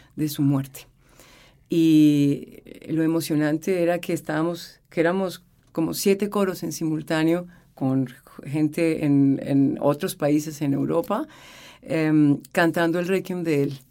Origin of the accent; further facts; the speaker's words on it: Colombia; moved away as an adult; now in Chile; había vivido en mi país